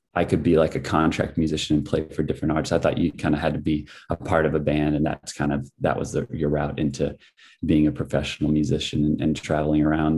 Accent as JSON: {"language": "English", "town": "El Paso", "region": "Illinois", "country": "United States", "tie": "born or raised there", "said": "I grew up in a small town in central Illinois called El Paso, Illinois."}